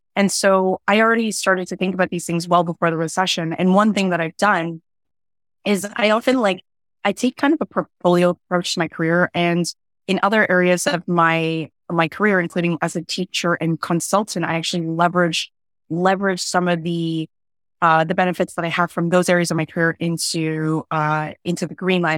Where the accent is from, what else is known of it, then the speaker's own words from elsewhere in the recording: Toronto, Ontario, Canada; I grew up in an area, um, a suburb called Scarborough, which is an inner suburb in Toronto